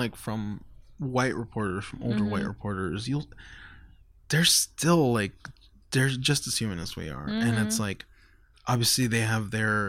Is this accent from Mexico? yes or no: yes; Mexico; born there; I take the fact that I was born in Mexico, the fact that I struggle with identity, the fact that goes home with me.